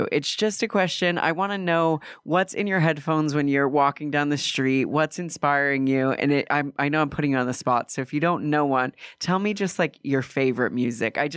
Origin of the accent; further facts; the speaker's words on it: Asheville, North Carolina, United States; now in New York, United States; I grew up in Asheville, North Carolina.